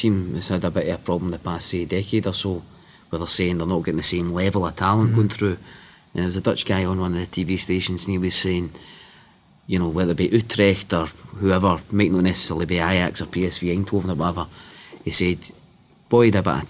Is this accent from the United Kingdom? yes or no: yes; Bishopton, Scotland, United Kingdom; I was raised in Bishopton, and even though the families, it's the usual kind of West of Scotland thing, they're either kind of Celtic or Rangers